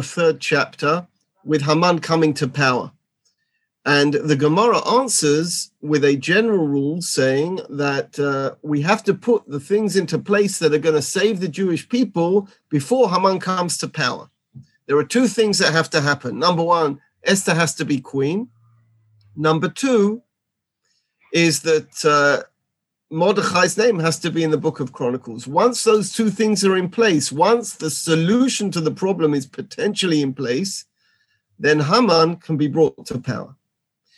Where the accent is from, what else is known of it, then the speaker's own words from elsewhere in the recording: London, United Kingdom; moved away as an adult; now in Gush Etzion, Israel; I come from London, just outside London, Edgware. I've been in Israel for 30 years